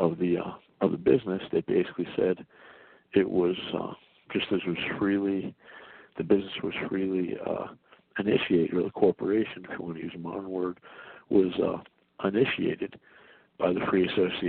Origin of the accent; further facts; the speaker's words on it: North Carolina, United States; before being a U.S. citizen, I'm a North Carolina citizen